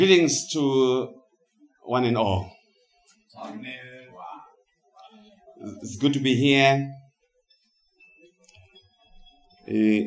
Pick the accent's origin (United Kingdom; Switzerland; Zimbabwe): Zimbabwe; moved away as an adult; now in United States; Of course, I'm originally from Zimbabwe. And I have been living in the United States of America for the past 24 years